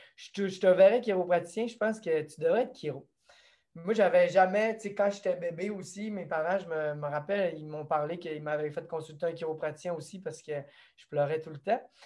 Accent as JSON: {"language": "French", "town": "Saint-Léon", "region": "Quebec", "country": "Canada", "tie": "born or raised there", "said": "je suis natif euh, d'ici, du lac Saint-Jean. Je viens de Saint-Léon"}